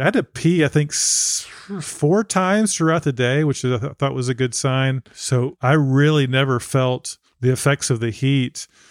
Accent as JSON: {"language": "English", "region": "Texas", "country": "United States", "said": "I'm from Texas"}